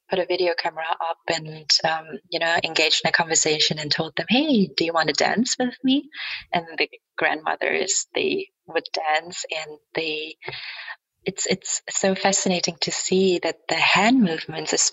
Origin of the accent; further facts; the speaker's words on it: Germany; English is a second language; the awareness is a different one now compared to 10 or 20 years ago when I grew up in Germany.